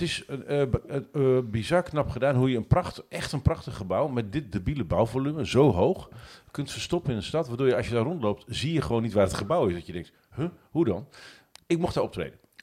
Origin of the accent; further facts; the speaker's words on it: Netherlands; ik ben Nederlander